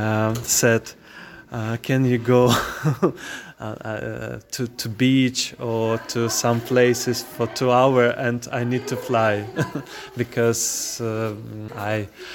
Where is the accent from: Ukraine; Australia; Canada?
Ukraine; Kyiv; English is a second language; moved away as an adult; now in Ireland; I'm from Kyiv